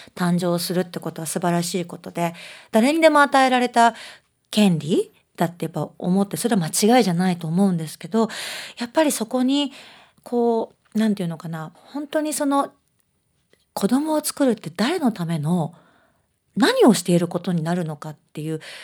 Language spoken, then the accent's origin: Japanese; Osaka, Japan; accent: Osaka dialect; 私は大阪弁の人間なんですね